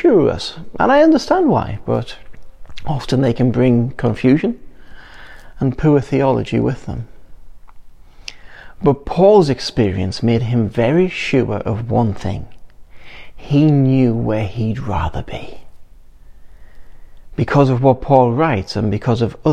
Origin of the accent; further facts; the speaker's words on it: England, United Kingdom; we're English